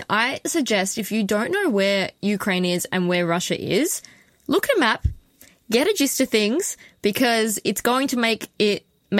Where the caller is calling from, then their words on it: Queensland, Australia; I'm calling in from Yugera land today, which is many, many nations away from you, Tan.